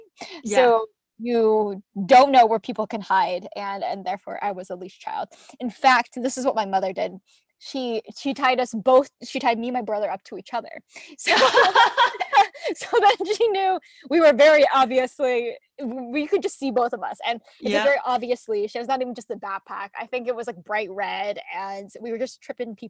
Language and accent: English; Arizona, United States; I grew up in Arizona